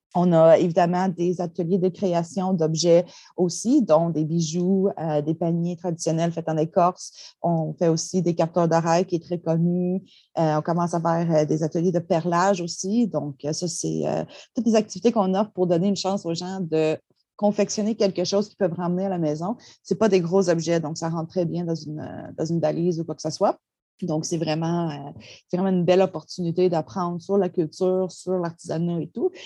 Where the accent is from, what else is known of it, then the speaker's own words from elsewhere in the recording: Gaspé, Quebec, Canada; je suis membre de la Nation Mi'kmaq de Gaspeg